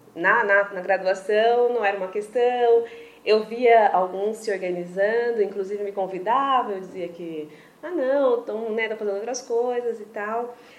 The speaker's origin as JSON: {"language": "Portuguese", "town": "Presidente Venceslau", "region": "São Paulo", "country": "Brazil", "tie": "born or raised there", "also_born_or_lived": "Chapecó, Santa Catarina", "moved": "as an adult", "said": "na cidade onde eu nasci, que é Presidente Venceslau, no interior de São Paulo"}